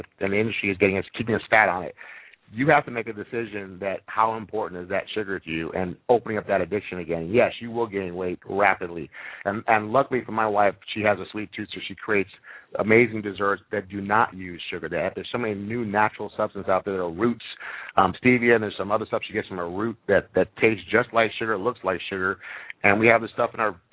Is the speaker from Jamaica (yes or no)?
yes; Jamaica; moved away; I grew up in Jamaica where I chewed on cane, sugar cane all day long